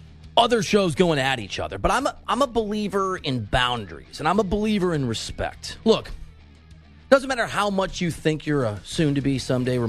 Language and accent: English; Iowa, United States; I'm from Iowa